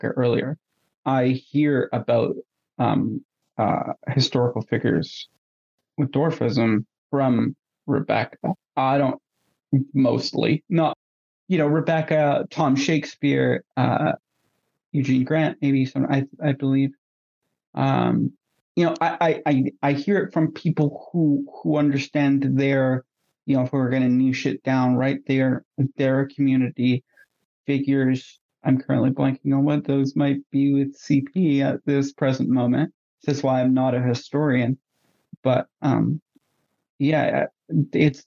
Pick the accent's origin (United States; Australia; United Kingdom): United Kingdom; now in Canada; I am also British